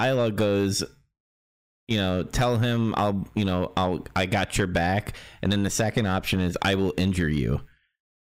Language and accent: English; New York, United States; moved away; I'm from New York or used to live in New York